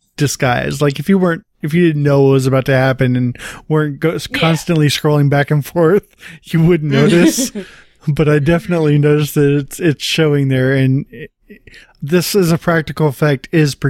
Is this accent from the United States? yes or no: yes; Bakersfield, California, United States; I grew up in Bakersfield.